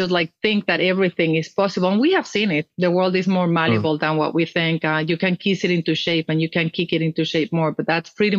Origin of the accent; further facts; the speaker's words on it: Mexico City, Mexico; moved away as an adult; also born or lived in Europe; I was born and raised in Mexico. I'm from the north of Mexico. I grew up in Mexico City